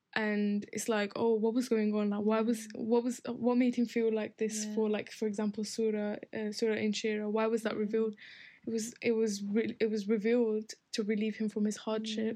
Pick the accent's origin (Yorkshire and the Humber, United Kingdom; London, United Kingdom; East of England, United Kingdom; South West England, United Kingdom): Yorkshire and the Humber, United Kingdom; Bradford; in my hometown, um, in Bradford, we don't we don't always have the opportunity to go to the masjid as women